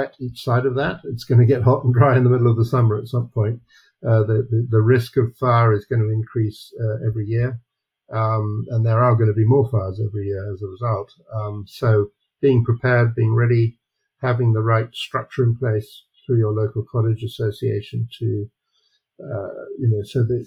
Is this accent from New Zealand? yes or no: no; London, United Kingdom; also born or lived in Kent, England; now in Ontario, Canada; I was born in London